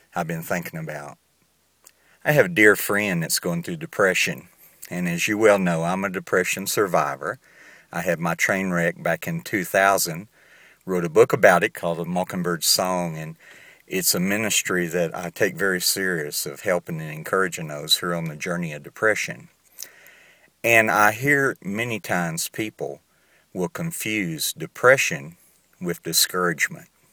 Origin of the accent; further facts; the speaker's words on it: Southern United States, United States; accent: southern; moved away as an adult; now in Entebbe, Uganda; if I've lost my southern accent, I can assure you I still have it.